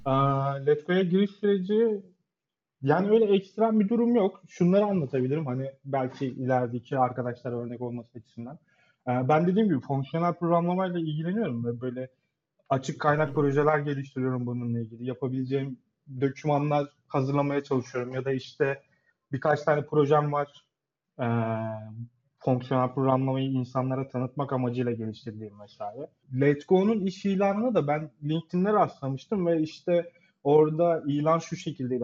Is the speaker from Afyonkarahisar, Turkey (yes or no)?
no; Adana, Turkey; moved away as an adult; now in Istanbul, Turkey; Adana doğumluyum.